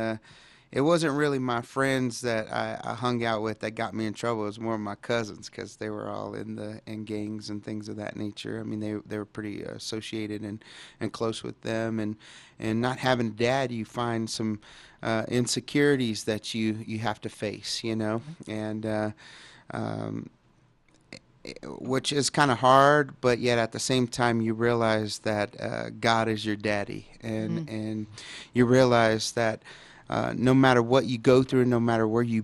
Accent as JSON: {"language": "English", "town": "Dallas", "region": "Texas", "country": "United States", "tie": "born or raised there", "said": "I grew up in Dallas, Texas, and in a pretty, you know, bad neighborhood at the time, and it was Oak Cliff"}